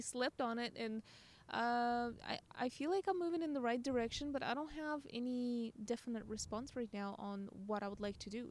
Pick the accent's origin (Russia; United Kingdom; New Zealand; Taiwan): Russia; English is a second language; now in United States; I'm Russian